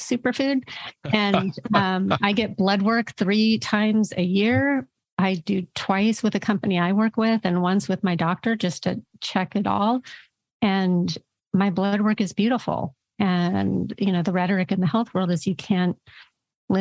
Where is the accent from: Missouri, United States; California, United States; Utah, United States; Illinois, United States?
California, United States; I'm a Californian, grew up in California where macrobiotic and, you know, all of these diets were here